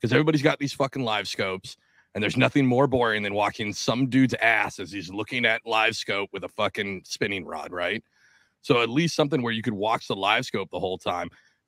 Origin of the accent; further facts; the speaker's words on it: New Jersey, United States; No, I'm from New Jersey.